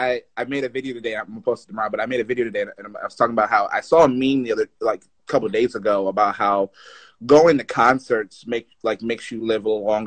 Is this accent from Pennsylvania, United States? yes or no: yes; Philadelphia, Pennsylvania, United States; I'm from. I'm from Philly.